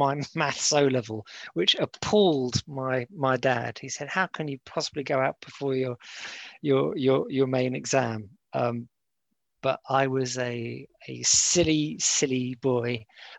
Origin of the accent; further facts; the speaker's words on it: Cyprus; I was born in Cyprus